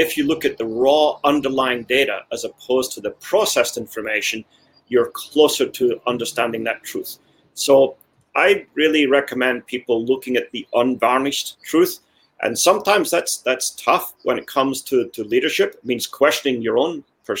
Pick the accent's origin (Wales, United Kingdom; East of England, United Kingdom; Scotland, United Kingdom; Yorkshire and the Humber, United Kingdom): Scotland, United Kingdom; also born or lived in United States; now in Kansas City, United States; I come from Scotland originally.